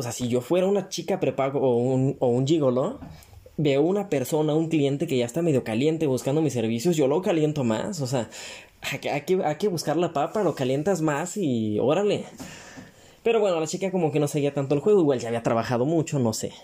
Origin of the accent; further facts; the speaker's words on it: Mexico; como buen mexicano